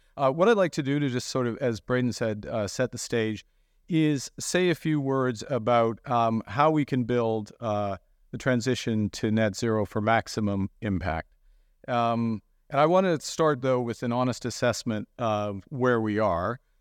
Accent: Fort Smith, Northwest Territories, Canada; I was born in Fort Smith uh, in the Northwest Territories

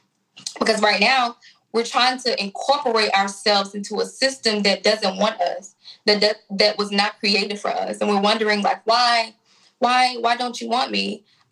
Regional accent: Memphis, Tennessee, United States; I grew up on Marchinoux Street, which is off Dedrick.

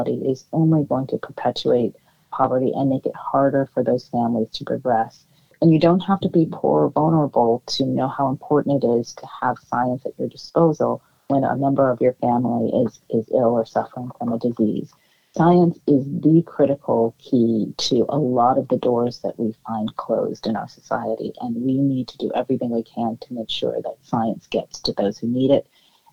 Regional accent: Oakland, California, United States; I grew up in Oakland, California

